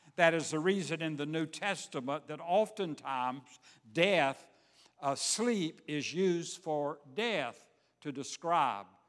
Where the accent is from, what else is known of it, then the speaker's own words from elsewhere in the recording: Savannah, Georgia, United States; moved away; I grew up in Savannah, Georgia.